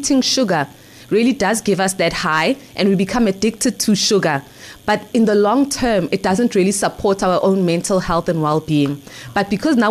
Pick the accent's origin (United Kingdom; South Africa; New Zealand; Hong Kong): South Africa; Ekurhuleni, Gauteng; I grew up in the East Rand of Gauteng, Ekurhuleni.